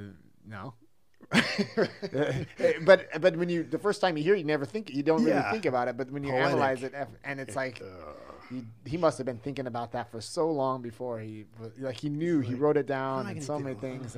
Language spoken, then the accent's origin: English; California, United States; moved away as an adult; now in Germany; I'm from California